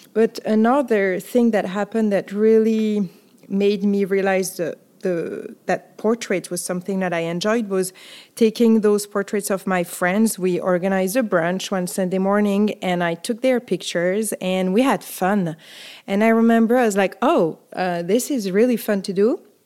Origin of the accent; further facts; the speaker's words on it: France; accent: French; English is a second language; also born or lived in Paris / New York City; listeners will hear my accent. So I'm French